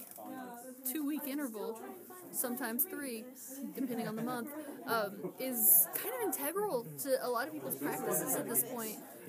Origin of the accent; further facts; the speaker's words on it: East Ridge, Tennessee, United States; I was born in East Ridge.